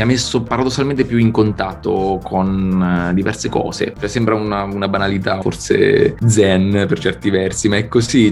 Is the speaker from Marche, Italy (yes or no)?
yes; Sibillini Mountains, inland Marche, Italy; del mio paese, che è appunto un paesino minuscolo nel, nei Monti Sibillini, l'entroterra marchigiano